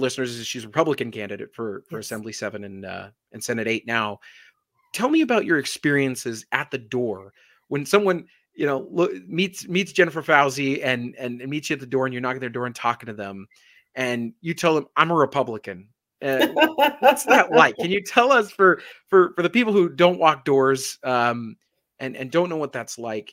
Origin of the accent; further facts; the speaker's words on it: Las Vegas, Nevada, United States; I was born here in Las Vegas as well. So we're both natives.